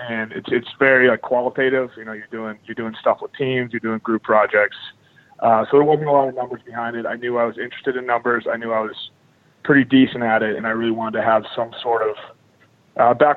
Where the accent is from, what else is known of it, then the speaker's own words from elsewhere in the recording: Sudbury, Massachusetts, United States; moved away as an adult; also born or lived in Evanston, Illinois; I'm from the Boston area originally. I grew up in Sudbury. It's like a suburb about 30 minutes west of the city.